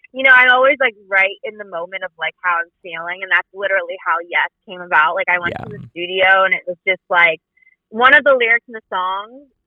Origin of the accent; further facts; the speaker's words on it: New Jersey, United States; now in Los Angeles, United States; I'm literally currently in South Jersey, New Jersey, where I grew up